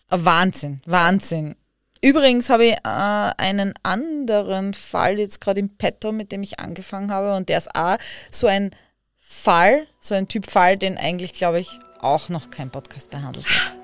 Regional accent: Austria; bei uns in Österreich

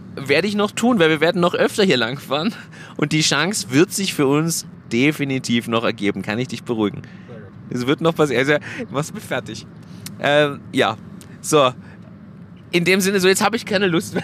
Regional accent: Germany; now in Austria; als Deutscher, der einen deutschen Führerschein hatte, in Österreich lebt und dort jetzt den Hauptwohnsitz hat

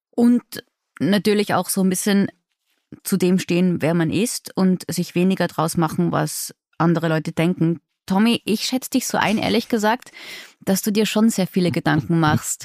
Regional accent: Innsbruck, Tyrol, Austria; Und ich immerhin aus einer fast Großstadt im Vergleich, ja, aus Innsbruck.

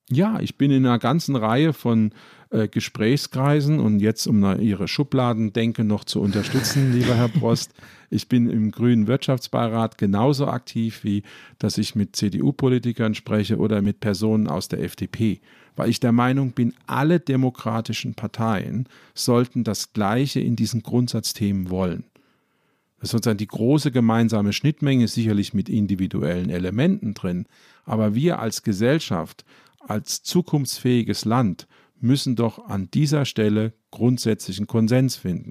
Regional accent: Ludwigshafen, Rhineland-Palatinate, Germany; ich komme zum Beispiel aus Ludwigshafen, das ist die Stadt der BSF

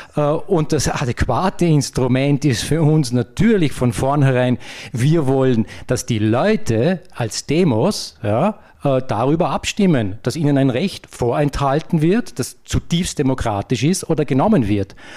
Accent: Vorarlberg, Austria; als Vorarlberger

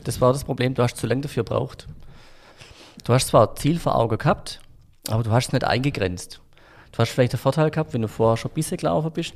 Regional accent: Frankenberg, Germany; ich bin auf dem Dorf äh, groß geworden in Frankenberg

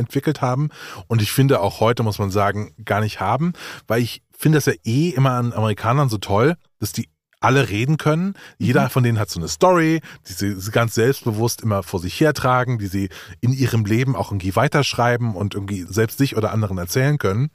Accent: Hunsrück, near Trier, Rhineland-Palatinate, Germany; moved away; ich komme ja aus dem Hunsrück, beziehungsweise aus der Gegend von Trier

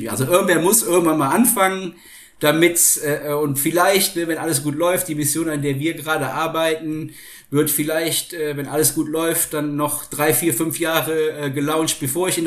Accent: Rhineland, Germany; ich komme ursprünglich aus dem Rheinland und ich habe in, in, in Köln studiert.

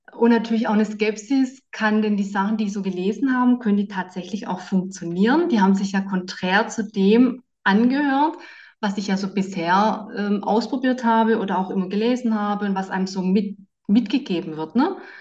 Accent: Southern Germany, Germany; now in Bonn, Germany; Ich komme ja aus Süddeutschland

